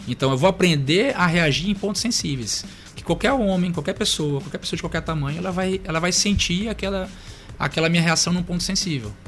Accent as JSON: {"language": "Portuguese", "region": "Maranhão", "country": "Brazil", "tie": "born or raised there", "also_born_or_lived": "Curitiba, Paraná", "said": "sou natural de Curitiba, Paraná, mas eu sou maranhense, porque eu vim para cá bem pequenininho, né? Vim pra cá com 3 anos de idade"}